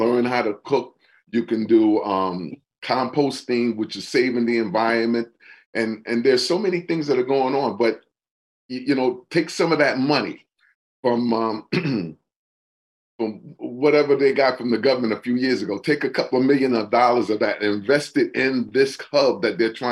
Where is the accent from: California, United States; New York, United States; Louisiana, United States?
New York, United States; now in New Haven, United States; I'm not from New Haven. I am from New York.